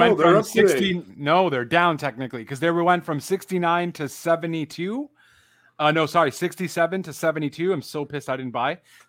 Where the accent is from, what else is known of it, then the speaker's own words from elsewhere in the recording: Canada; with me being Canadian